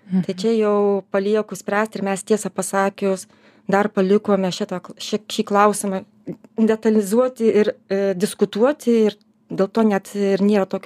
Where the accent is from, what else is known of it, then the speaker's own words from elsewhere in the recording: Lithuania; mes kaip lietuviai tikrai manome, kad mums tos gamtos reikia, mums kaip lietuviam